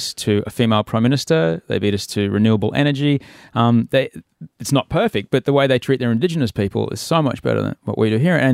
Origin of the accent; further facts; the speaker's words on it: Australia; I am from Australia